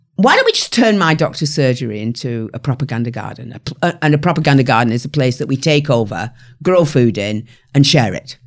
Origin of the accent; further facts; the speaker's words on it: the north of England, United Kingdom; my hometown, uh, fifteen thousand people in the north of England